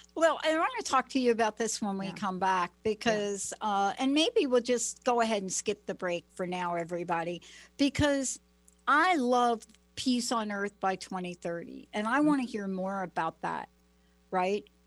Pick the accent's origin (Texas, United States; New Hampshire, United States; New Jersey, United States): New Jersey, United States; Plainfield; now in Pacific Northwest, United States; I went to a school, Plainfield, New Jersey, the school where the riots happened